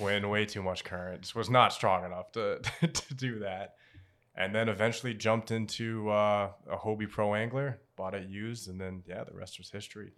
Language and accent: English; Portsmouth, Rhode Island, United States; Native Rhode Islander, born and raised, um, I grew up in Portsmouth, Rhode Island